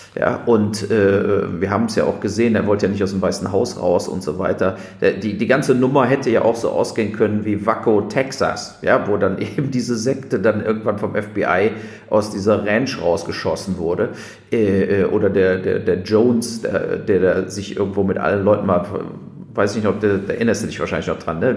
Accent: Germany; als Deutsche

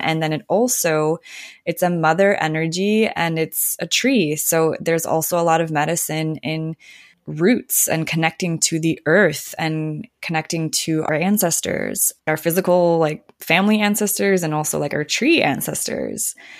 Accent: Minnesota, United States; now in Sierra foothills, Northern California, United States; I grew up in Minnesota

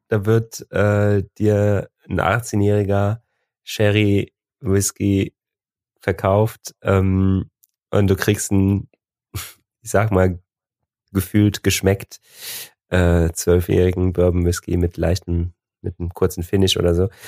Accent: Cologne, North Rhine-Westphalia, Germany; wir kommen aus Köln

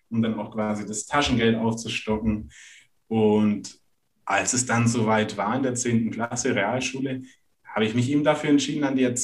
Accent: Renningen, Baden-Württemberg, Germany; Und ursprünglich komme ich aus der Nähe von Stuttgart aus einem ganz kleinen Örtchen, das heißt

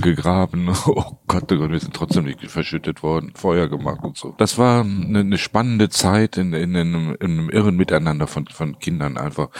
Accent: Cologne, North Rhine-Westphalia, Germany; ich bin als Kind direkt quasi im Rhein aufgewachsen

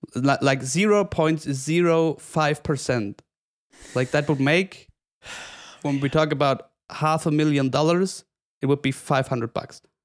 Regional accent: Oberstdorf, Bavaria, Germany; growing up in Oberstdorf, the whole region feeds from tourism

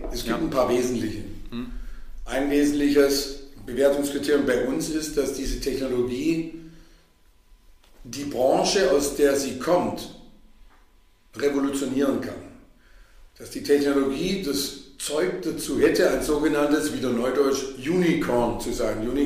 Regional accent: Stuttgart, Baden-Württemberg, Germany; also ich komme aus Stuttgart, da lernt man Geld zusammenzuhalten. Und das ist tief in meinem Blut drin als Stuttgarter Unternehmersohn.

